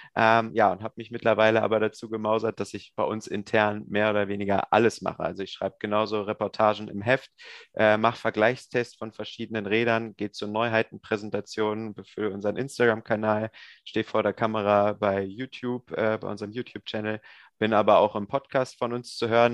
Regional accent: near Hanover, Lower Saxony, Germany; Ursprünglich bin ich aus Niedersachsen in der Nähe von Hannover

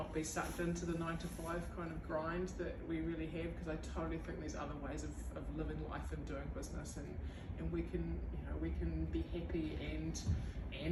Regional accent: Dunedin, Otago, New Zealand; also born or lived in Waitati; I grew up in Dunedin. I live in Waitati.

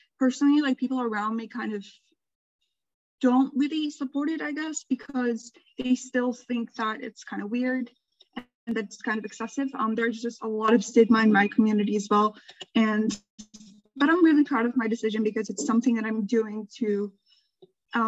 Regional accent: Turkey; I'm from Turkey, and Turkey is a Middle Eastern country

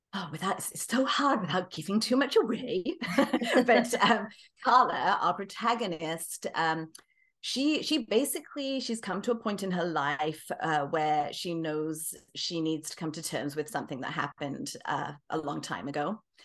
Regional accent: England, United Kingdom; moved away as an adult; also born or lived in British Columbia, Canada; now in Kelowna, Canada; I'm originally from England, as you might be able to tell. I've, uh, lived the latter half of my life in Canada

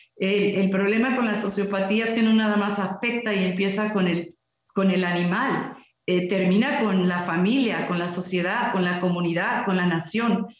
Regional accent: Mexico

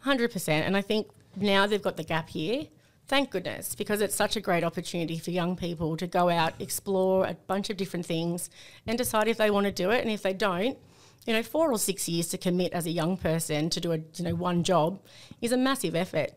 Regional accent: Sydney, New South Wales, Australia; also born or lived in North Coast, New South Wales; growing up in Sydney

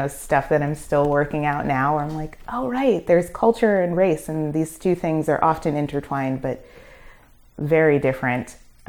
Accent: Brooklyn, New York, United States; I'm from Flatbush. Mm-hmm. So like being completely immersed in Caribbean culture.

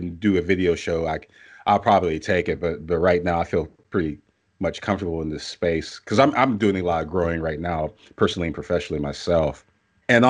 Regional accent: Pittsburgh, Pennsylvania, United States; now in Canton, United States; I am from Pittsburgh. I was born there. I currently live in Canton, Ohio, but Pittsburgh is still my home.

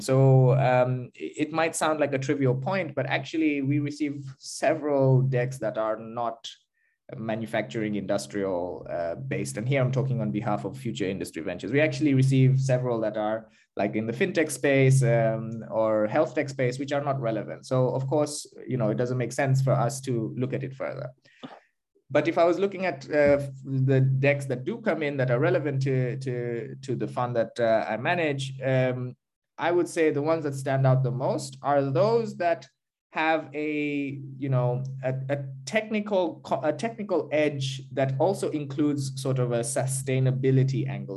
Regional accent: Kenya; now in Berlin, Germany; I am Kenyan

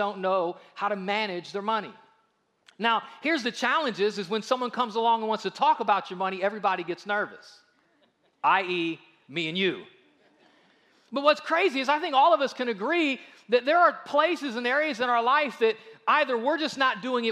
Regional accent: United States; we are very guilty as American Christians

